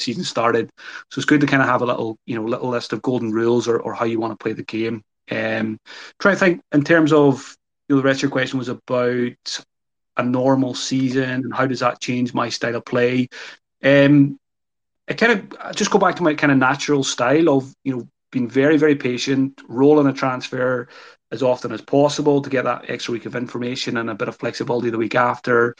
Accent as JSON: {"language": "English", "country": "Ireland", "said": "I'm Irish."}